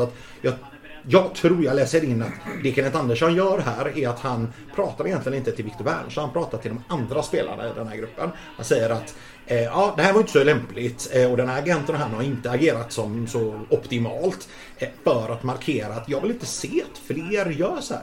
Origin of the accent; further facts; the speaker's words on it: Gothenburg, Västra Götaland, Sweden; also born or lived in Majorna, Gothenburg; Jag är uppvuxen i Majorna och i Guldheden